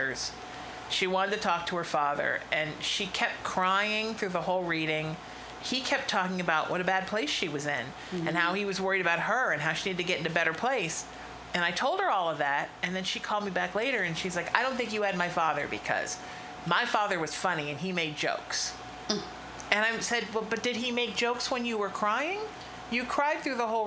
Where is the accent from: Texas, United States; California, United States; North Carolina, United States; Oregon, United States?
California, United States; Huntington Beach; moved away; also born or lived in Connecticut / Chicago; I moved back to my hometown, because both my best friends are there, my girlfriend's there. Right, Huntington Beach